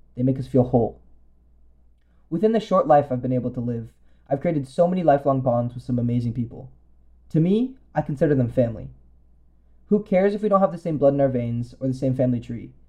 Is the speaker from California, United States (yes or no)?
yes; Bay Area, California, United States; I grew up in the Bay Area, and it's pretty diverse here.